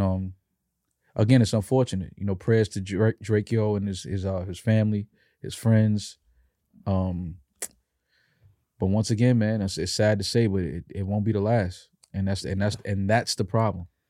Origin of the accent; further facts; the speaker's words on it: New York City, New York, United States; growing up in New York